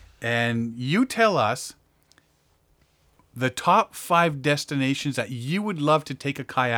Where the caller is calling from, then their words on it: Bolivia; I am calling from Bolivia.